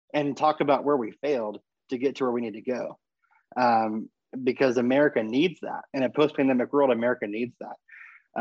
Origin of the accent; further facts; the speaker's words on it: Texas, United States; moved away as an adult; also born or lived in California; I was born in Texas and I went to college in California, and met my wife in California, and now I'm back to Texas. I'm about a I'm about a block, ironically, from the house I grew up